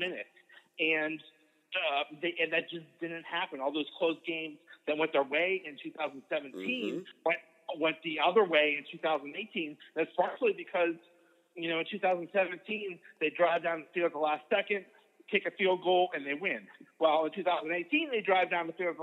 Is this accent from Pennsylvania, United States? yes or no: yes; Pittsburgh, Pennsylvania, United States; I was born in the Pittsburgh area. I've lived here all my life